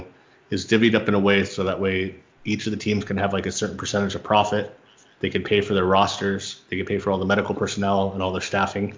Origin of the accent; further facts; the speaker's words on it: San Diego, California, United States; moved away as an adult; also born or lived in Los Angeles, United States; now in Phoenix, United States; I grew up in San Diego